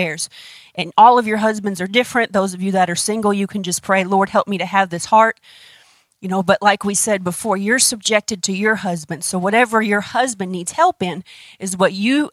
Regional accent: United States; we're American

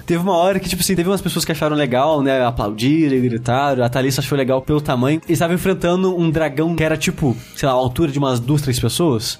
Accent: Queluz, São Paulo, Brazil; now in São Paulo, Brazil; minha cidade natal, que chama aqui Luz

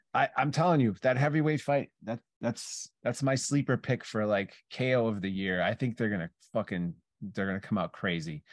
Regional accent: Chicago, Illinois, United States; we're from Chicago

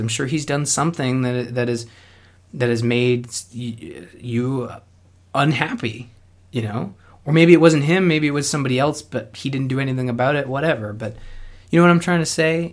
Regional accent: Canada; I'm Canadian

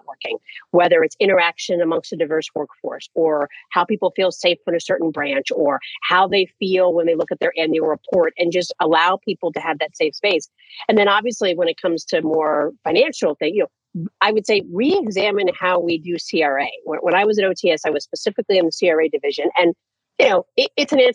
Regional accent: New York City, New York, United States; I'm from New York City

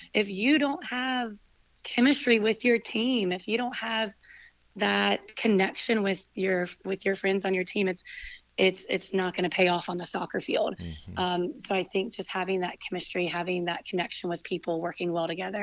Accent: Winston-Salem, North Carolina, United States; we're both from Winston, and we both came back to Winston after college

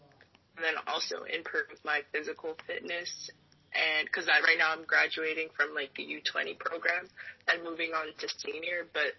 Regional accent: Canada; moved away as an adult; now in United States; I was traveling back to Canada for camps

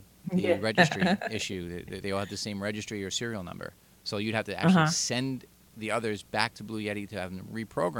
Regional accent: Long Island, New York, United States; accent: Long Island; my Long Island nice accent

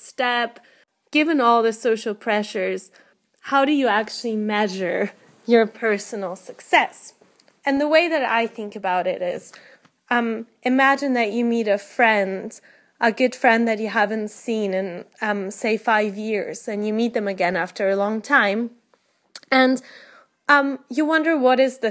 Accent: Poland; now in United Kingdom; I'm from Poland originally, but I live in the United Kingdom at the moment

